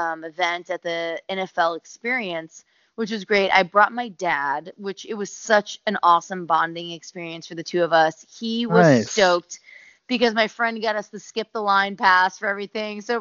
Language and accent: English; Tampa, Florida, United States; moved away; I'm born and raised in Tampa, Florida, which my parents still live in.